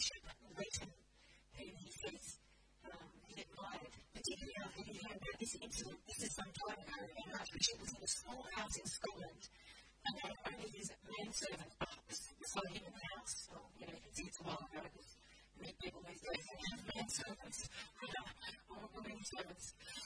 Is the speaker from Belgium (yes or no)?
no; Australia; I'm Aussie